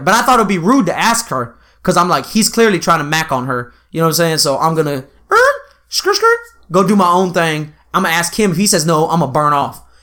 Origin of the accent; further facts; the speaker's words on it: Texas, United States; we're both from Texas